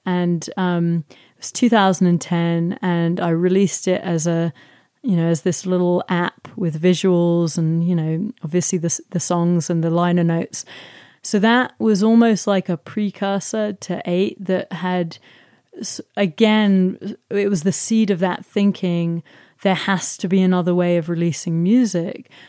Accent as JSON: {"language": "English", "region": "London", "country": "United Kingdom", "tie": "born or raised there", "said": "I grew up in South London"}